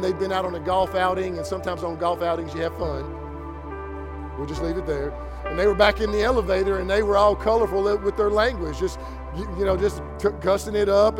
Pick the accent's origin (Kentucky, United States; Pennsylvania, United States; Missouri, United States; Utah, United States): Kentucky, United States; I'm from Kentucky